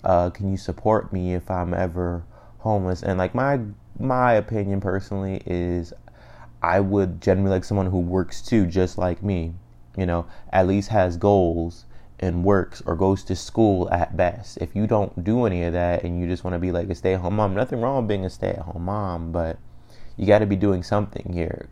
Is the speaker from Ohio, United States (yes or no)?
yes; Cleveland, Ohio, United States; I'm from Cleveland